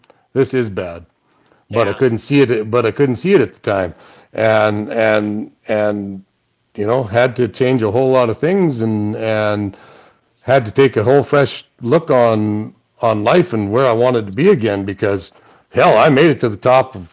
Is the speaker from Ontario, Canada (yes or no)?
no; Saskatchewan, Canada; I'm from Saskatchewan? I drive fucking combines.